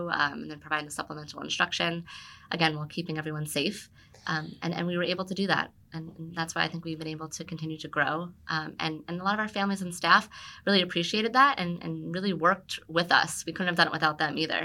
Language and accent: English; Monroe, New Jersey, United States; also born or lived in Red Bank, New Jersey; I was born and raised in New Jersey, lived in Monroe growing up